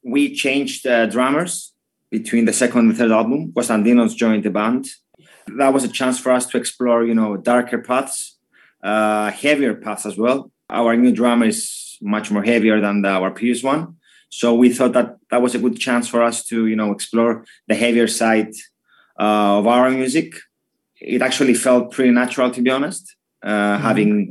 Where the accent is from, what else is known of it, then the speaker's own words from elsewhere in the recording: Cyprus; we come from Cyprus